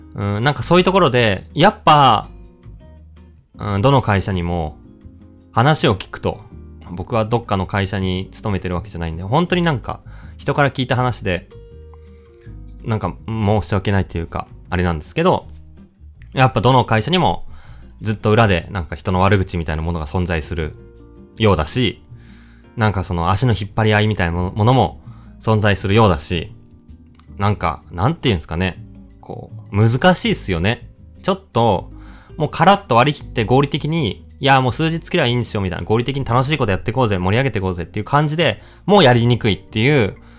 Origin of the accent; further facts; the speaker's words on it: Tokyo, Japan; 僕は東京生まれで、東京以外で暮らしたことがないで、ずっと拠点が、まあ、30年以上東京な